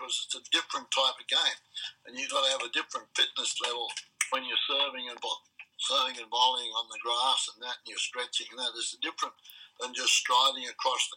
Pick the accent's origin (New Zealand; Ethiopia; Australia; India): Australia; moved away as an adult; now in United States; I'm an Australian through and through